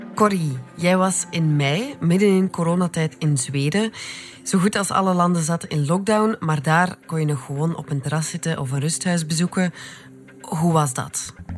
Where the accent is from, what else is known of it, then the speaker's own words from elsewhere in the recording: Belgium; wij als Belgen